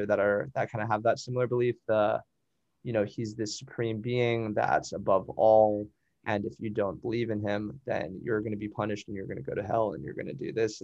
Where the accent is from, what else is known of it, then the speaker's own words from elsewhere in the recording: Hawaii, United States; I'm from Hawaii.